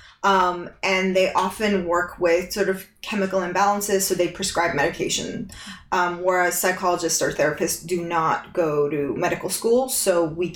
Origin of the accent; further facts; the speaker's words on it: California, United States; now in London, United Kingdom; I'm originally from California